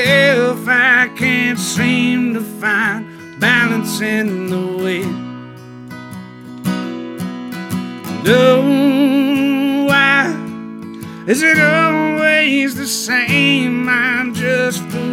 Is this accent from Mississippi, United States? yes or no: yes; Hattiesburg, Mississippi, United States; I'm from Hattiesburg, Mississippi.